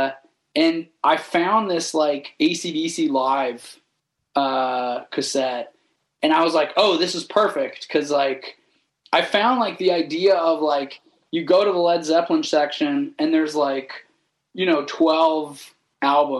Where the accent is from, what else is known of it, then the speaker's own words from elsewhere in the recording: a small town outside of Toronto, Ontario, Canada; a small town, like outside of Toronto